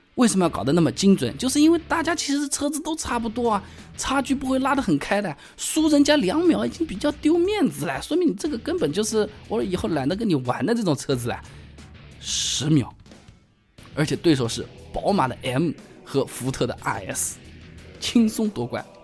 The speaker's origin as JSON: {"language": "Chinese", "country": "China", "said": "作为一个中国人"}